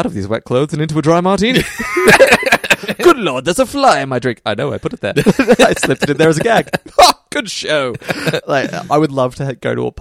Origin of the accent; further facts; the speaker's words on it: Australia; we're Australian